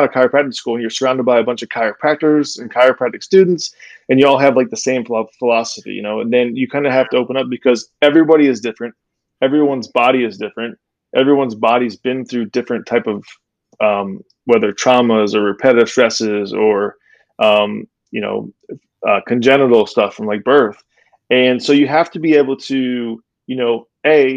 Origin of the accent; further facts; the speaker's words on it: Cape Coral, Florida, United States; I'm from Cape Coral. So I went to Mariner High School, graduated there in 1998